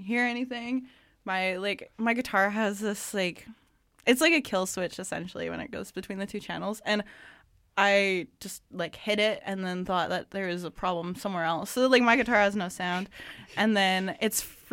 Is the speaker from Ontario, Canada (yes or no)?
no; Maple Ridge, British Columbia, Canada; it's our home, you know. We grew up there.